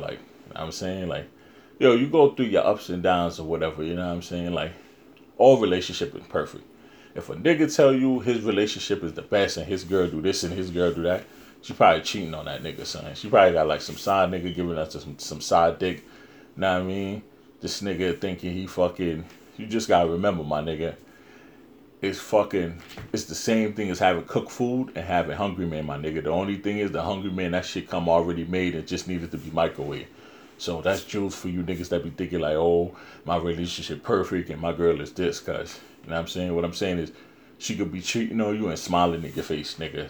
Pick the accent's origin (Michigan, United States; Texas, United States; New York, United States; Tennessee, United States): New York, United States; New York City; that's my hometown